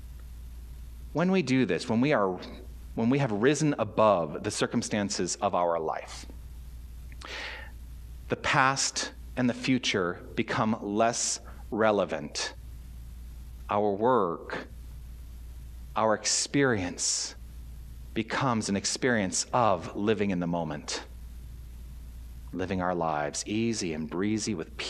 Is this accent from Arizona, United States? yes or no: yes; Tucson, Arizona, United States; moved away as an adult; also born or lived in Toronto / Southern California; now in Tucson, United States; I want to return to Tucson and I want to engage in spiritual practice. I want to let my ministry thrive in my hometown